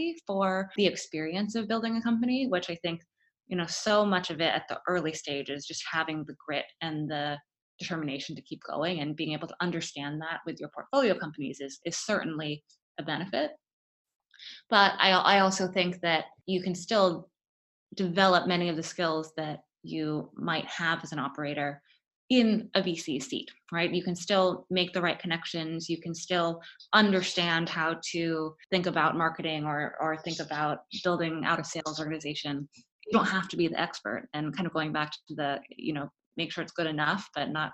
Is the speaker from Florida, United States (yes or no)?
yes; Florida, United States; born or raised there; moved away as an adult; also born or lived in Stanford, California